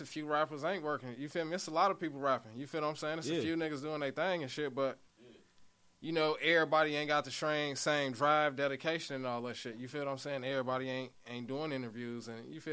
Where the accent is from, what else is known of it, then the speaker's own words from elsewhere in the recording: Kenosha, Wisconsin, United States; also born or lived in Chicago, Illinois / Gary, Indiana; I'm from the K, though. That's where I grew up, high school